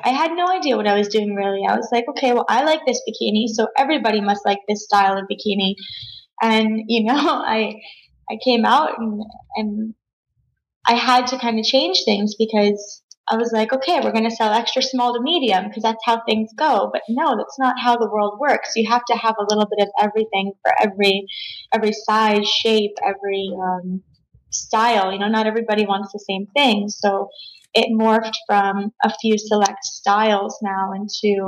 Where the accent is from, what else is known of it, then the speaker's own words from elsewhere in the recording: South Florida, United States; I grew up here in South Florida